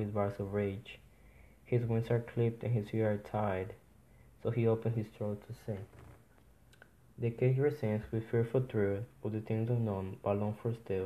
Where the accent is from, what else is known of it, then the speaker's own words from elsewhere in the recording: Dominican Republic; English is a second language; now in New York City, United States; I was born in the Dominican Republic. I'm currently living in New York City